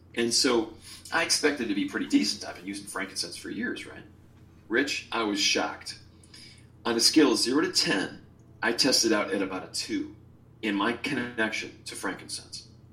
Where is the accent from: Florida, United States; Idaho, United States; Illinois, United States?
Illinois, United States; Chicago; moved away; also born or lived in Hawaii; my soul's from Hawaii, although I was born in Chicago